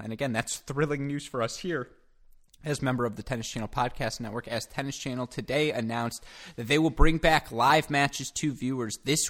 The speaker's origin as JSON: {"language": "English", "region": "Michigan", "country": "United States", "tie": "born or raised there", "accent": "Midwest", "said": "I'm a Midwest guy. You can hear it in the way I say Alex. You can hear it in the way I say Cracked Rackets. Yeah, I'm from Michigan, and I'm proud of it. And as being from Michigan, I'm a member of the Midwest"}